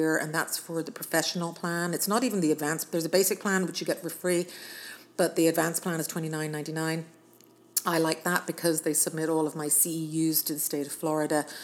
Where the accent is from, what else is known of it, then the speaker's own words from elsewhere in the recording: Ireland; now in United States; I'm actually Irish, but I'm a U.S. citizen